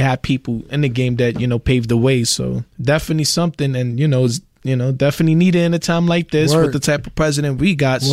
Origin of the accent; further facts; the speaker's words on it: New York City, New York, United States; I'm from Brooklyn, Brownsville, New York City